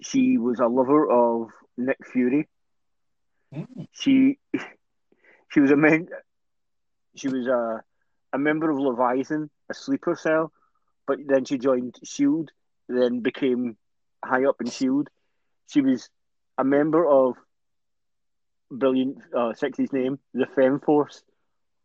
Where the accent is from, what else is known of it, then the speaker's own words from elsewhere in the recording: Scotland, United Kingdom; I would like to be referred to as Scottish, not British